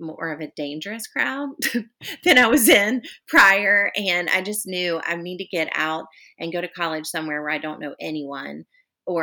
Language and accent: English; Charlotte, North Carolina, United States; moved away as an adult; now in Charleston, United States; I'm actually originally from Charlotte, close to where you are, and grew up there